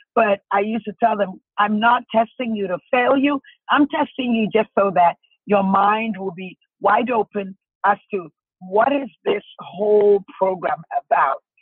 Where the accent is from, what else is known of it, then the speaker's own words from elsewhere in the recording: Ghana; moved away as an adult; also born or lived in Washington, DC area, United States; now in United States; I'm from Ghana, West Africa. And, uh, you know, I was born and raised there uh, all the way up to 21